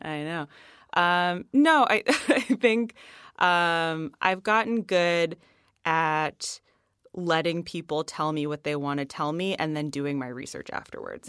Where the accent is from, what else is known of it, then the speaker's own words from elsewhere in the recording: Boston, Massachusetts, United States; we're from the Boston area